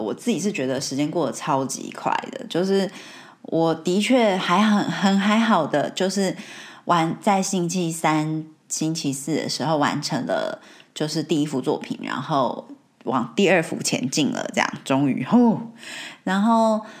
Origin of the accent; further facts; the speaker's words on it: Taiwan; moved away as an adult; now in United Kingdom; 没有从小在台湾长大嘛